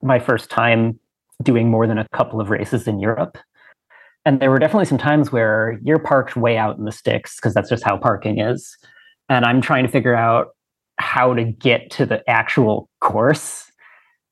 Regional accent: United States; an American bike racer

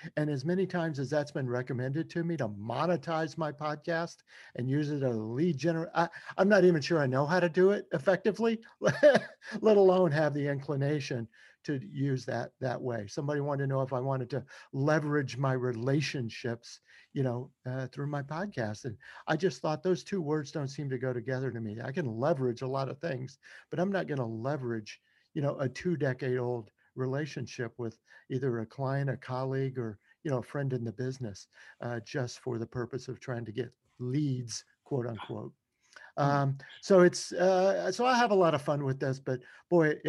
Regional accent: Shreveport, Louisiana, United States; One of my first jobs in college was as a DJ, you know, at a soul disco music station in my hometown of Shreveport, Louisiana

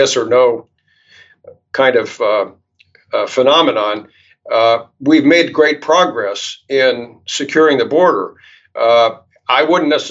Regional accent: Charlottesville, Virginia, United States; Charlottesville, which is my hometown

